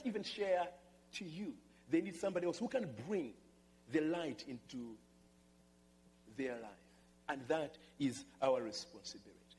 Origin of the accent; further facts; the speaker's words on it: Malawi; moved away; I come from Malawi, and I'm just happy to be part of that country